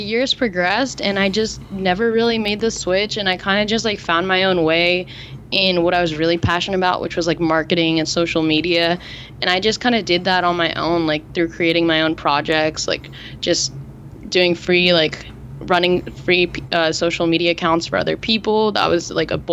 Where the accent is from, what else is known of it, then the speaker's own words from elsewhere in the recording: New Jersey, United States; moved away as an adult; now in California, United States; growing up in New Jersey